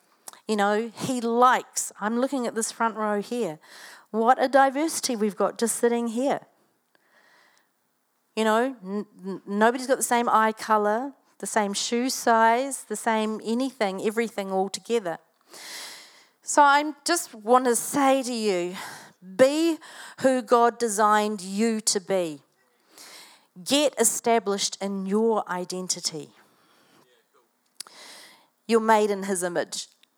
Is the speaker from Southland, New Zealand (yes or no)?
yes; Invercargill, Southland, New Zealand; born there; but when I was growing up, I was born in Invercargill. Who knows where Invercargill is?